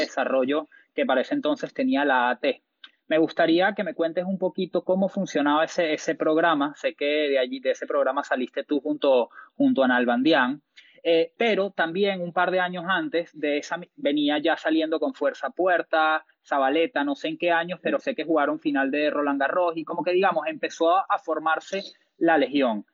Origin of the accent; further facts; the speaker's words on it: Venezuela; soy venezolano